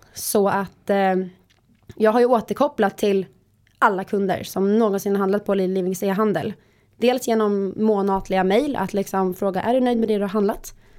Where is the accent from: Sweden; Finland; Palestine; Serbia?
Sweden; Visby, Gotland; jag är från Gotland, från Visby, har bott där hela mitt liv